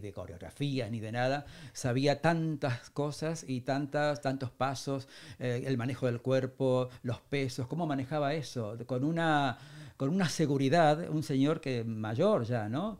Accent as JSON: {"language": "Spanish", "town": "Isidro Casanova", "region": "Buenos Aires Province", "country": "Argentina", "also_born_or_lived": "Ciudadela", "moved": "as an adult", "lives_now": "Madrid, Spain", "said": "soy de eh, Isidro Casanova. Ah, Pasa que mis padres luego se fueron a Ciudadela. Bueno, vivo en la zona de Ciudadela."}